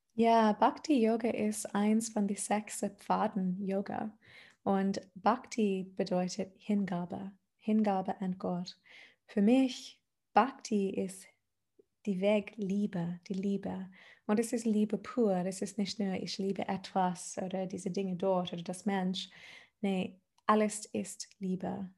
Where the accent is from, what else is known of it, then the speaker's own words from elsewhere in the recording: Adelaide, South Australia, Australia; German is a second language; moved away as an adult; now in Germany; ich komme aus Australien. ähm, aus Adelaide, genau. Die ist die Name von meiner Heimat. Und mhm. äh, ich war am Meer aufgewachsen